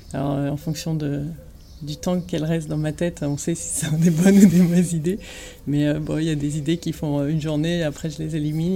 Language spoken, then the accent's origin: French; Ch'ti, Hauts-de-France, France; moved away as an adult; also born or lived in Lille / Paris; now in Marseille, France; je suis ch'ti